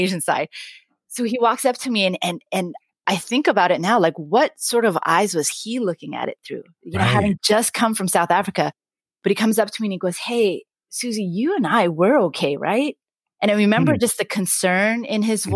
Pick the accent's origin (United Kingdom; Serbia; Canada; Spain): Canada; Vancouver, British Columbia; moved away as an adult; now in United States; I grew up in Vancouver at a time, right? So I graduated from high school in 1997.